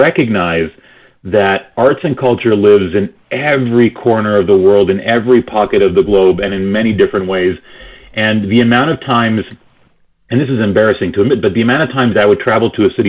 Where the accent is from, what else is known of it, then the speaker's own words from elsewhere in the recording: Argentina; also born or lived in Toronto, Canada / New York, United States; now in Calgary, Canada; So I remember growing up in Argentina